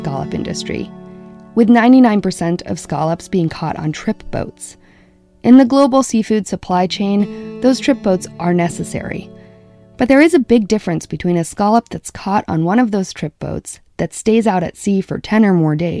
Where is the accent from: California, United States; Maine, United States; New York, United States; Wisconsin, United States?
Maine, United States; Stonington; I grew up in Stonington, Maine